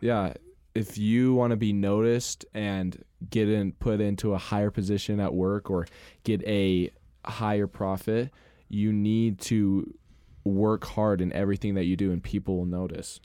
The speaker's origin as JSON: {"language": "English", "town": "Rexburg", "region": "Idaho", "country": "United States", "tie": "born or raised there", "also_born_or_lived": "Montana", "said": "I was born in Rexbur-, in Idaho, in Rexburg, and then I moved to Montana for, like, six years, and then we came back"}